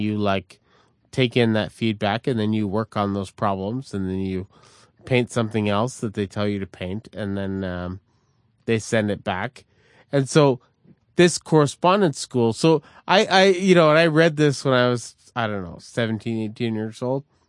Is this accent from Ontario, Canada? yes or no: no; Montreal, Quebec, Canada; as a Canadian growing up in Montreal in a neighborhood called Verdun